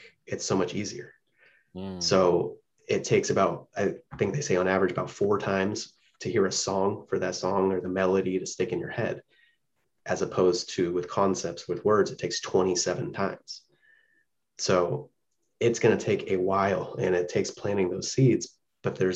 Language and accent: English; West Coast, United States; For me, growing up on the West Coast